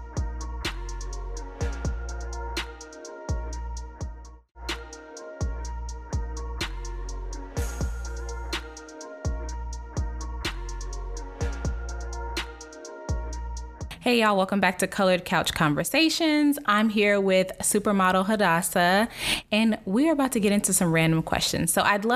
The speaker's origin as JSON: {"language": "English", "region": "Texas", "country": "United States", "also_born_or_lived": "San Francisco", "said": "we're from Texas"}